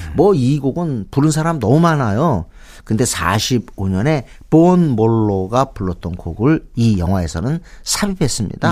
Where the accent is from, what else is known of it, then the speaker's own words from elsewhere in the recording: Seoul, South Korea; 저는 어렸을 때부터 여기 살았잖아요. 서울에